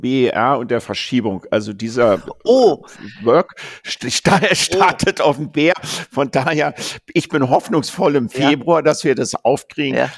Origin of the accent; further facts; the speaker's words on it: Berlin, Germany; also born or lived in Japan; ich bin Berliner